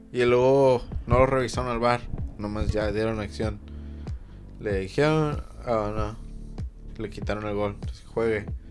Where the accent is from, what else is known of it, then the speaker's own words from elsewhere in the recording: Mexico; soy mexicano.